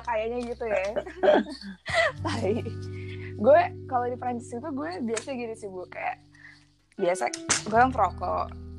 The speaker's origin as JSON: {"language": "Indonesian", "region": "Jakarta", "country": "Indonesia", "also_born_or_lived": "France", "moved": "yes", "said": "Gue dari Jakarta"}